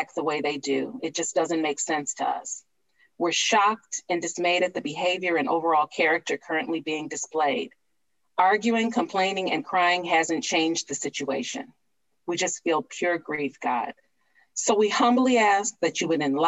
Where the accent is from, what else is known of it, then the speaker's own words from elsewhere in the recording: Cleveland, Ohio, United States; my hometown of Cleveland